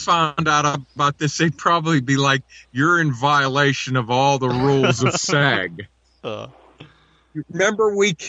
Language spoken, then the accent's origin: English; Pittsburgh, Pennsylvania, United States; I'm from Pittsburgh.